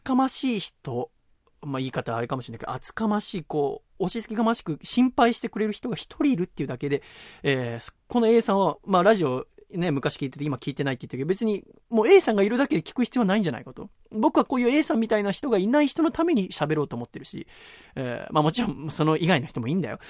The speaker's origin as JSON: {"language": "Japanese", "town": "Yokohama", "region": "Kanagawa", "country": "Japan", "tie": "born or raised there", "moved": "yes", "said": "横浜生まれだからってことで、横浜戻ってきた去年かな、一昨年に"}